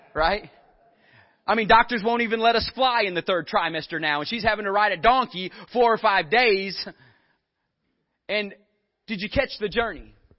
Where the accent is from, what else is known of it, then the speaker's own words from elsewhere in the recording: Northeast Texas, United States; I'm from Northeast Texas and there's a lot of cows up there.